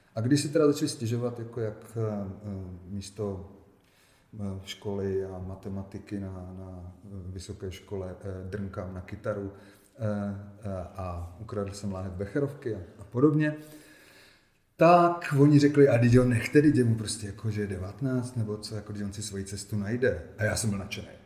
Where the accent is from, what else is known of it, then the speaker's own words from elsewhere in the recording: Ostrava, Moravian-Silesian Region, Czechia; moved away as an adult; also born or lived in Israel; Já jsem se narodil v Ostravě